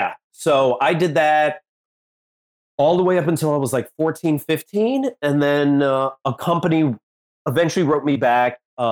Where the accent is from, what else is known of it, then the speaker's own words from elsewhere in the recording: Blue Island, Illinois, United States; I was born in Blue Island, Illinois.